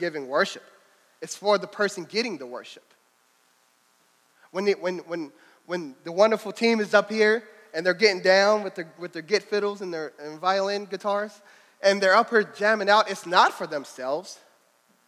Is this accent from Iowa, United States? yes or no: no; Louisville, Kentucky, United States; I'm from Louisville